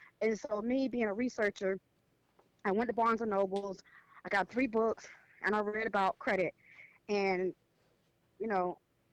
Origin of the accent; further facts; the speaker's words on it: Orlando, Florida, United States; I am from Orlando, Florida